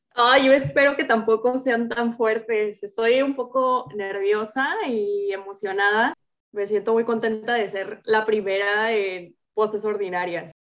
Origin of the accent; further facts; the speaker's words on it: Altamira, Tamaulipas, Mexico; moved away as an adult; also born or lived in Michoacán; now in Dubai, United Arab Emirates; vengo de una ciudad muy pequeña, de un pueblito en, el norte de México, soy de Altamira, Tamaulipas, pero actualmente me encuentro trabajando y viviendo en Dubái